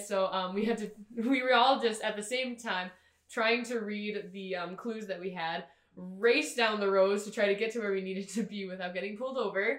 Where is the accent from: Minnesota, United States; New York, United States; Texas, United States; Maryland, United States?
Minnesota, United States; Alexandria; moved away; I'm from Alexandria, Minnesota.